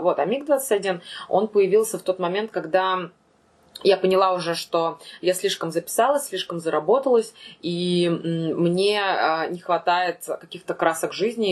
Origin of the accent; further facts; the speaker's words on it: Ufa, Bashkortostan, Russia; also born or lived in Moscow; я думала, что это будет всего лишь отпуск, и что я 3-4 месяца побуду дома